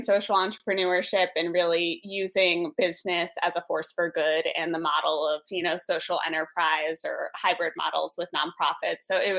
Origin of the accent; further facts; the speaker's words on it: New York, United States; I grew up in New York